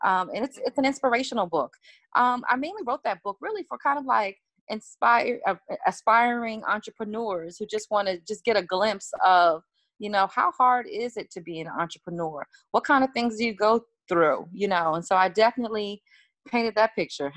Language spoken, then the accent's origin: English; Washington, District of Columbia, United States; I'm from Washington, D.C., I come from the world of go go music